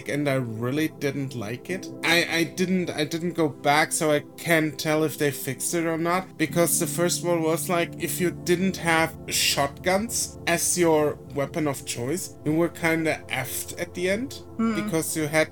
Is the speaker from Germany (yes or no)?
yes; Germany; English is a second language; I'm from Germany